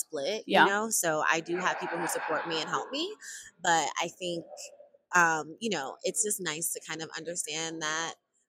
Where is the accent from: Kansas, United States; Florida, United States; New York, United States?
New York, United States; New York City; I'm originally born and raised in Harlem, New York.